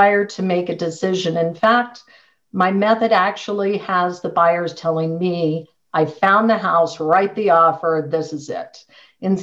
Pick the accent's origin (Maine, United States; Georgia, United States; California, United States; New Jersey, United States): California, United States; San Diego; moved away as an adult; now in Colorado Springs, United States; I grew up in San Diego, went to UCLA